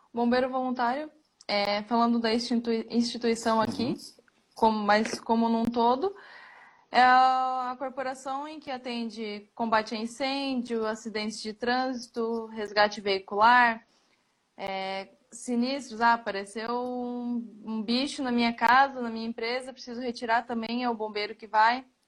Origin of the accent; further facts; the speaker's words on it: Joinville, Santa Catarina, Brazil; sou de Joinville, Santa Catarina